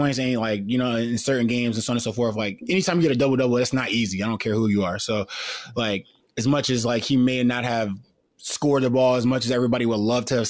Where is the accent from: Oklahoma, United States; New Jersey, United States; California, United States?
New Jersey, United States; North; growing up in North New Jersey